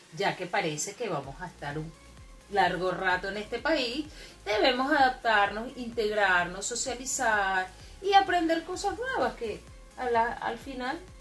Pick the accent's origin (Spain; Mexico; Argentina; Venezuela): Venezuela; Maracay, Aragua; also born or lived in Puerto Ordaz, Venezuela; now in Chile; soy de Maracay, nací en Maracay y emigré